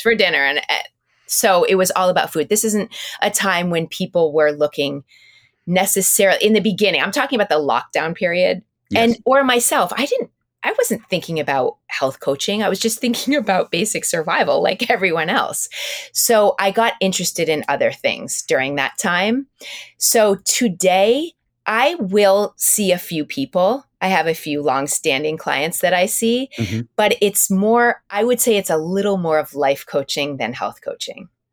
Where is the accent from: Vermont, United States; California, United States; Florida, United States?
Vermont, United States; South Burlington; moved away as an adult; also born or lived in Hartford, Connecticut; I grew up in in South Burlington, Vermont, so I went to South Burlington High School